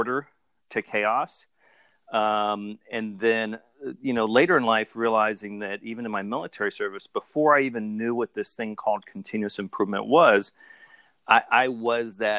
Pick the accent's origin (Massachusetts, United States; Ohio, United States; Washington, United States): Ohio, United States; moved away as an adult; born and raised in Ohio, kind of moved all over the world after high school, joined the Army.